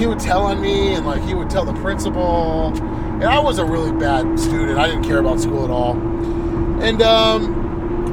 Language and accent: English; La Quinta, California, United States; I grew up in La Quinta